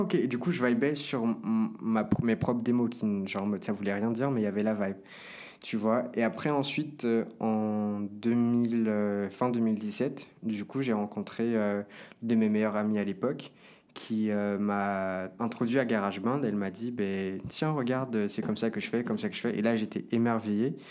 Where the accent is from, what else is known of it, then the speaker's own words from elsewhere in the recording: Brazil; now in Paris, France; de là d'où je viens, du Brésil